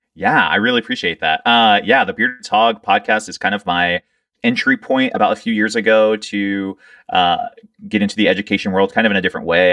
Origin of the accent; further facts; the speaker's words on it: Georgetown, Delaware, United States; moved away; also born or lived in Lewes, Delaware; I was born in Lewis, Delaware, but I was raised in Georgetown, Delaware